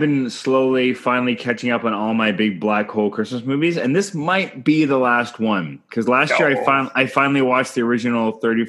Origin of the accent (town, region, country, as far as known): Canada